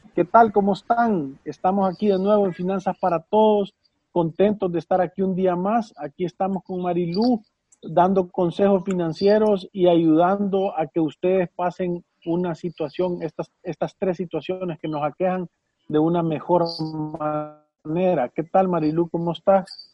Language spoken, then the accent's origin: Spanish; El Salvador; nosotros como salvadoreños